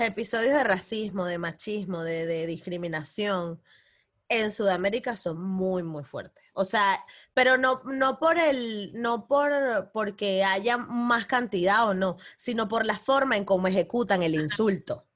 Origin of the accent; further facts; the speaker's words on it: Venezuela; moved away; yo que vengo de Venezuela